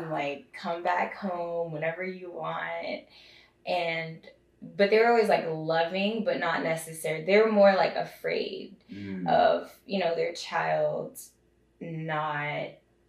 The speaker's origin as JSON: {"language": "English", "town": "Seattle", "region": "Washington", "country": "United States", "said": "I was actually... Seattle, I guess, is the closest."}